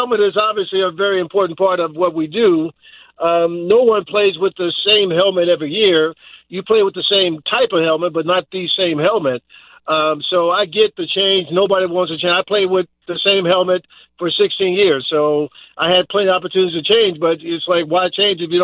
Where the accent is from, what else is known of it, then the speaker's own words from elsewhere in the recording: Dallas, Texas, United States; I grew up here in Dallas